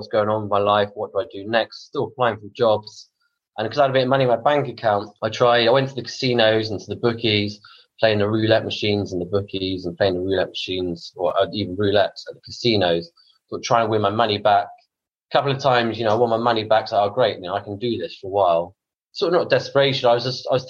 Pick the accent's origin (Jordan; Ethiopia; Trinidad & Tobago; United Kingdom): United Kingdom; Bournemouth, South West England; I was born in Bournemouth